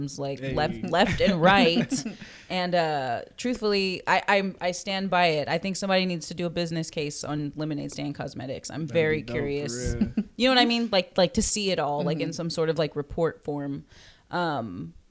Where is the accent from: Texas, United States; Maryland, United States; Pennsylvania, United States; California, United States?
Texas, United States; Corpus Christi; born or raised there